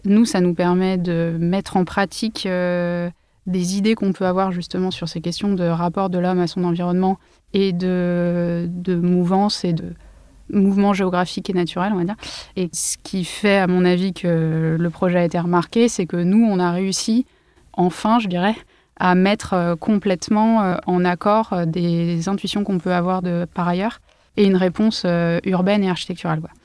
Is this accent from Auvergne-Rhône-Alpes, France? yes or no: yes; Lyon / Ain, Auvergne-Rhône-Alpes, France; moved away as an adult; now in Paris, France; Je suis une lyonnaise, enfin dans l'Ain exactement